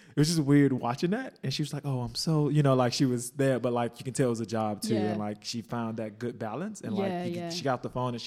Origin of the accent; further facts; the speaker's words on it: Chicago, Illinois, United States; moved away; also born or lived in Mongolia; growing up in Chicago, like, and then like moving to Mongolia